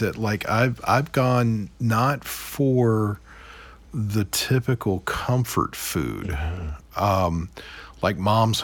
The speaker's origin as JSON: {"language": "English", "town": "Roanoke", "region": "Virginia", "country": "United States", "tie": "born or raised there", "said": "I grew up in Roanoke"}